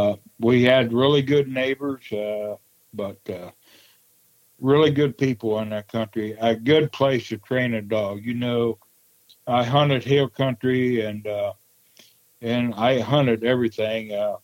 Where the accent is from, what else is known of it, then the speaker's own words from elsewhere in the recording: Wabash, Indiana, United States; also born or lived in Prue, Indiana; Yes, I was raised in Wabash, Indiana. Actually, I was born in Prue, Indiana